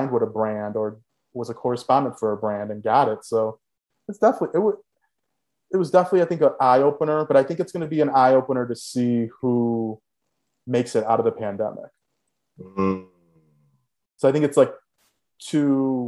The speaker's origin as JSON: {"language": "English", "town": "Chicago", "region": "Illinois", "country": "United States", "tie": "born or raised there", "also_born_or_lived": "Los Angeles", "said": "born and raised in Chicago, we always seen all four seasons"}